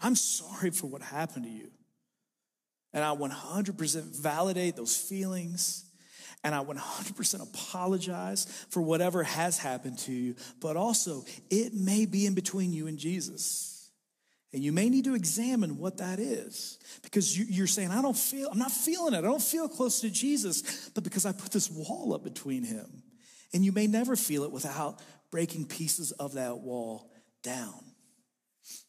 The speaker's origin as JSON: {"language": "English", "town": "Sulphur", "region": "Kentucky", "country": "United States", "tie": "born or raised there", "said": "I was raised in a place called Sulphur, Kentucky."}